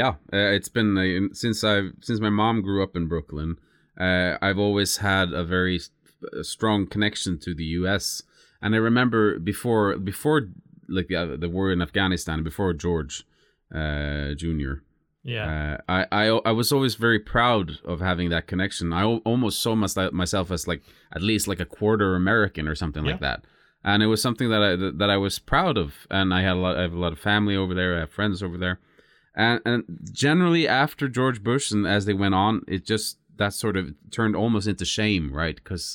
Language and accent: English; Lindesnes, Agder, Norway; English is a second language; are being manufactured not far from where my hometown is, Lindesnes, actually.